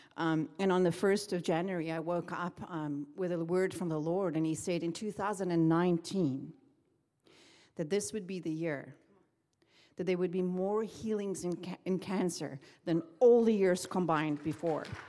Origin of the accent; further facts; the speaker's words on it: South Africa; moved away as an adult; now in Redding, United States; I'm from South Africa